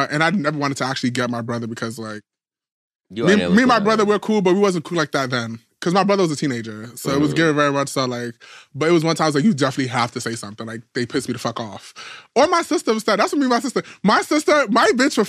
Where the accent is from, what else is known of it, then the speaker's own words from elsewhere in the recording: New York City, New York, United States; moved away as an adult; also born or lived in Queens, New York; I'm from Queens originally, but I moved to the Bronx when I was like, because my mom, she had her stores in the Bronx